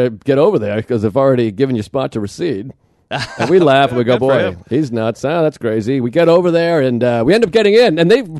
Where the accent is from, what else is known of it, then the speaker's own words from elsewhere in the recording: Boston, Massachusetts, United States; moved away; This is my hometown